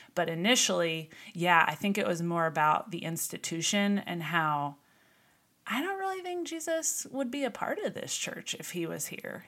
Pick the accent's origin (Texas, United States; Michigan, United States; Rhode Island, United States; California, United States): Texas, United States; also born or lived in Missouri; we moved to Texas when I was five. I grew up in Missouri, and when we moved here, we joined a church in the area